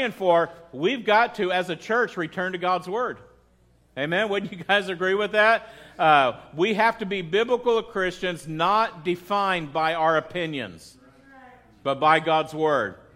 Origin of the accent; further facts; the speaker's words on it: United States; I am a patriotic American